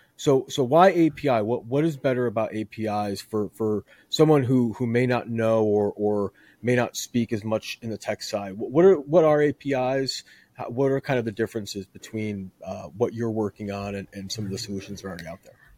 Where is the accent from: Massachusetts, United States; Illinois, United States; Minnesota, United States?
Illinois, United States; Chicago; now in Houston, United States; I'm originally from Chicagoland, so I, I, I'm used to the cold as well, but I moved to, uh, to Houston to escape it